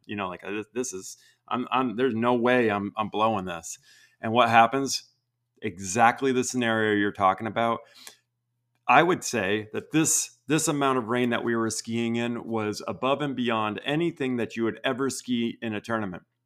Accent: Vermont, United States; I grew up in Vermont

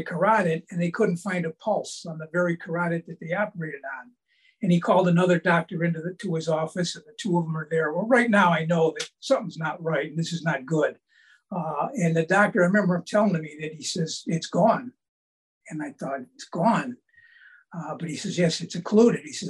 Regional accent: Cleveland, Ohio, United States; I grew up in Cleveland

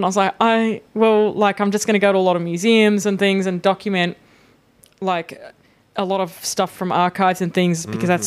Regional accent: Sydney, New South Wales, Australia; I'm from Sydney

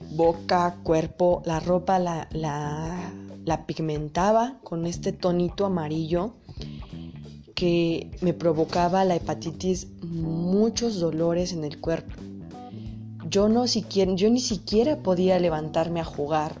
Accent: Puebla, Mexico; Yo soy de México, de Puebla exactamente

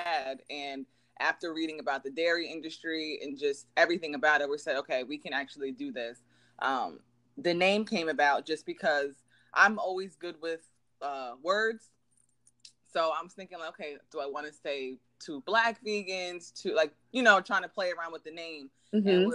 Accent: New Jersey, United States; born and raised in New Jersey

